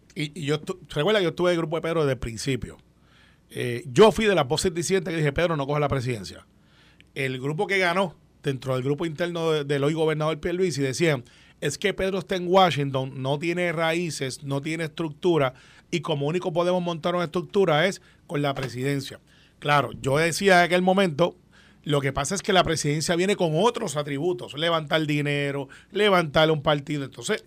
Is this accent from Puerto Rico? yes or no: yes; Guaynabo, Puerto Rico; yo soy de Guaynabo